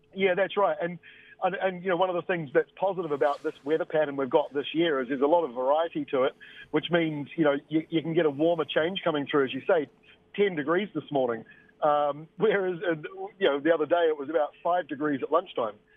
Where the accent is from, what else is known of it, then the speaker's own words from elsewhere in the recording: Bay of Plenty, New Zealand; when I grew up in Bay of Plenty